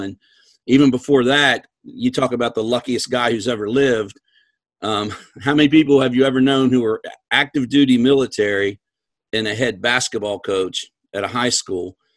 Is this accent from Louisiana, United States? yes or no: no; Western Maryland, United States; moved away; grew up in Western Maryland